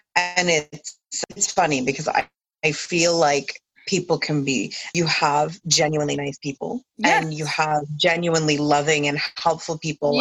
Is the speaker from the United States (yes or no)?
no; New Brunswick, Canada; born in this country, raised in this country for a huge portion of my raising